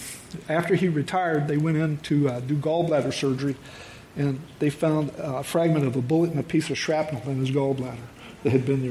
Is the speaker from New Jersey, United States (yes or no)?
no; Memphis, Tennessee, United States; when I was born in Memphis, Tennessee, and grew up in a military family.